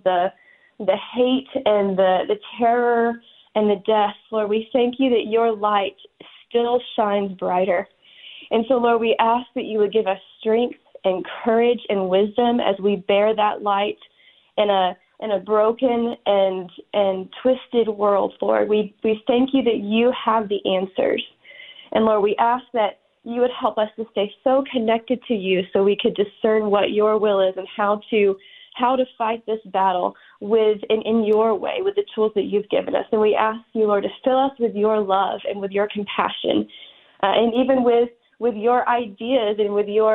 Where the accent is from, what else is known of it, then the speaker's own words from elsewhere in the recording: United States; we're from the United States